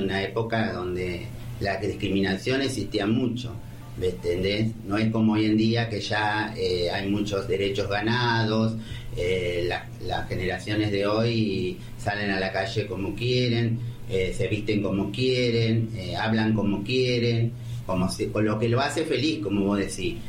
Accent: Ramallo, Buenos Aires Province, Argentina; also born or lived in Colón, Buenos Aires; Nacida y criada aquí

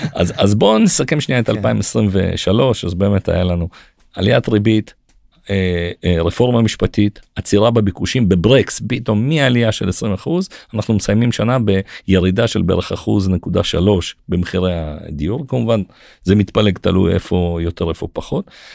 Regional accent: Israel; אנחנו ישראלים

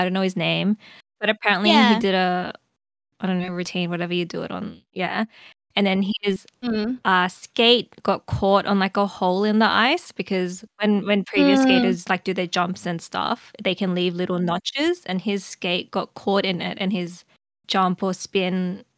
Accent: Australia; an Australian citizen who was born here and like, lived here my whole life

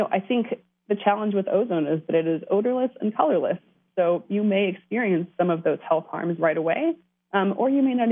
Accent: California, United States; now in Washington, D.C., United States; I'm originally from California. I've watched things dramatically change since I left home.

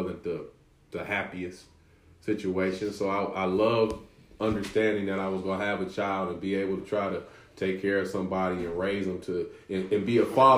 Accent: United States; I'm American

